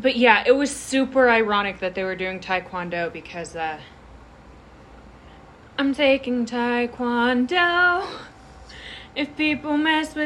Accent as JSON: {"language": "English", "region": "Vermont", "country": "United States", "said": "I'm from Vermont, so just one state over"}